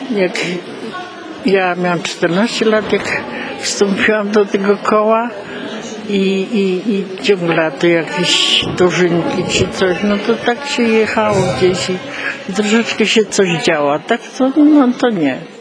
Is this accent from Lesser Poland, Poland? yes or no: no; Zrębice, Silesian Voivodeship, Poland; My pochodzimy ze Zrębic.